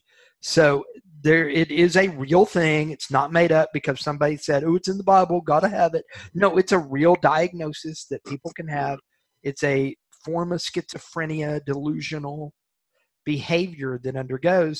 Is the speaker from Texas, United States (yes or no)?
yes; Texas, United States; I'm from Texas. I grew up in Texas